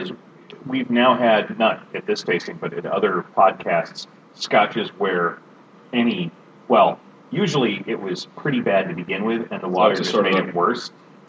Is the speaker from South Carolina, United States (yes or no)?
no; San Diego, California, United States; moved away; I'm originally from San Diego.